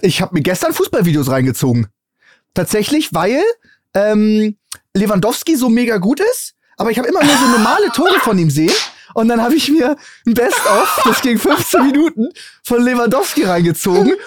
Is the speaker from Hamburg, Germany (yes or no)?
yes; Hamburg, Germany; als Hamburger